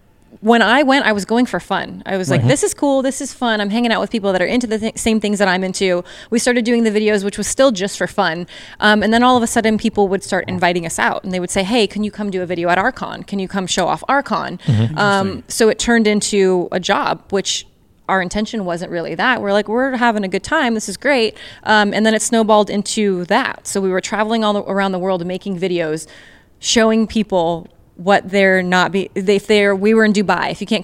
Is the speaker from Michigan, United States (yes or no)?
no; Pasadena, California, United States; Pasadena when I was younger. Okay. And then as I got older, I moved to farther south.